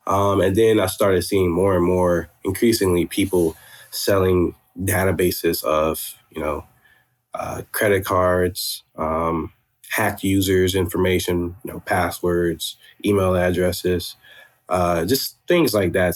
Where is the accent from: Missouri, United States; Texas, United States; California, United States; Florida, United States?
Florida, United States; moved away as an adult; also born or lived in Georgia; now in Atlanta, United States; I'm originally from Florida, and um, I was doing high school in Georgia, then moved back to Florida, finished high school there